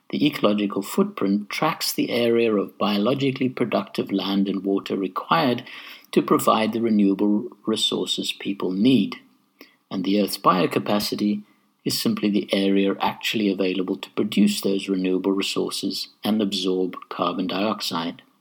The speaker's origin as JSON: {"language": "English", "country": "Zimbabwe", "tie": "born or raised there", "said": "the sort of affinity and respect for nature that I experienced growing up in Zimbabwe"}